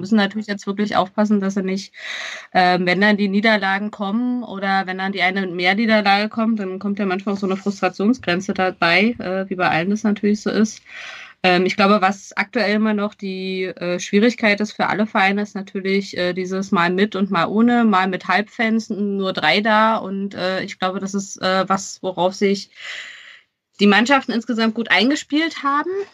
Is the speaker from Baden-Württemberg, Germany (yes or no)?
no; Berlin, Germany; als Berliner